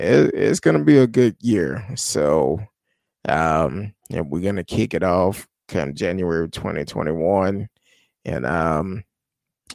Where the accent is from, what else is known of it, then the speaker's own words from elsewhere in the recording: United States; as American people